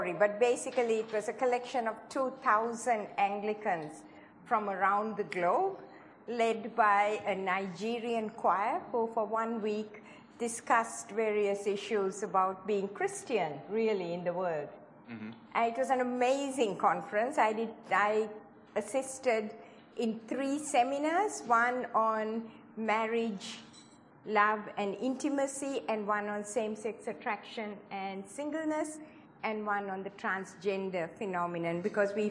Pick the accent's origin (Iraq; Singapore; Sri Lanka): Sri Lanka; moved away as an adult; also born or lived in Hawaii; I was born in Sri Lanka, in the tea plantations of Sri Lanka, a long, long time ago